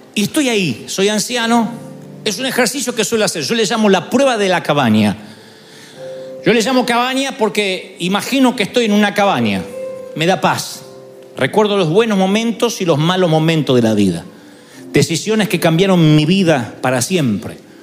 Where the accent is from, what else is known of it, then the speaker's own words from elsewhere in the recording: Argentina; moved away; allá en Argentina nací, allá.